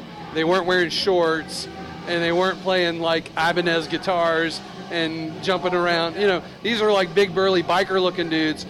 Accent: Charlotte, North Carolina, United States; I'm from Charlotte, y'all, so I'm just letting you know I have a little bit of history in the town.

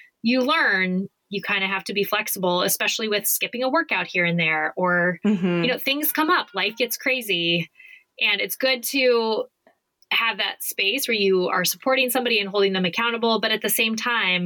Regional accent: Phoenix, Arizona, United States; I grew up in Phoenix.

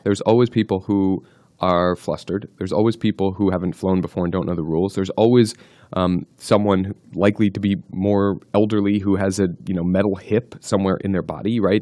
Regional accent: New Jersey, United States; I grew up in New Jersey

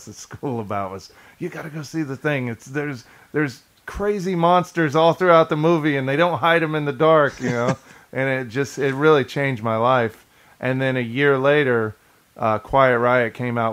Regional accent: Kansas, United States; when I grew up in Kansas

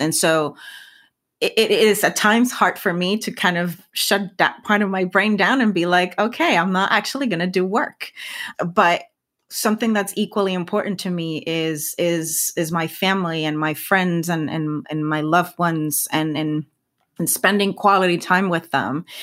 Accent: Puerto Rico; first language Spanish; English is a second language; moved away as an adult; now in United States; I was always very proud of being a Puerto Rican scientist.

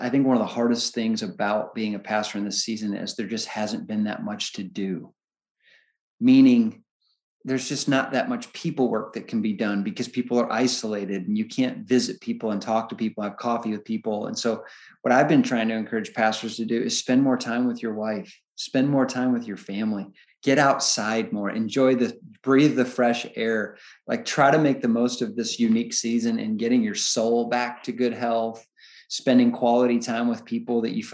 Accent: Illinois, United States; moved away; I was definitely raised in Illinois during the 85-86 Chicago Bears and Michael Jordan's glory days.

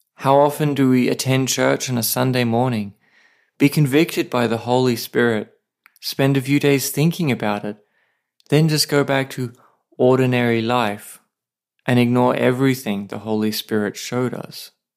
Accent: Australia; now in Saipan, Northern Mariana Islands

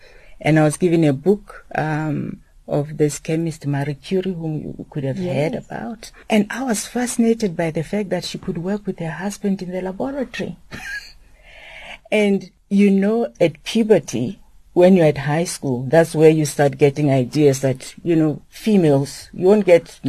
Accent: Lesotho; I grew up in exile in Lesotho, and I was fortunate to attend a school that was started by a woman.

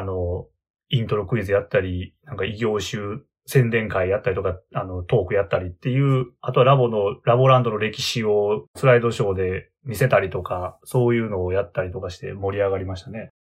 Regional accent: Hyogo, Japan; 出身は兵庫県です。

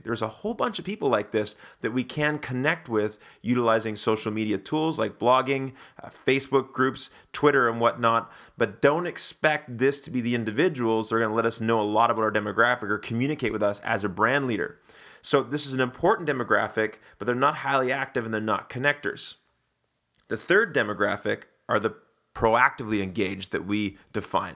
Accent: Canada; being Canadian and being a big Wayne Gretzky fan growing up

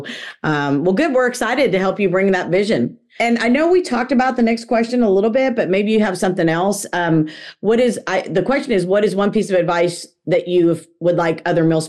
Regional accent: Texas, United States; I'm from Texas

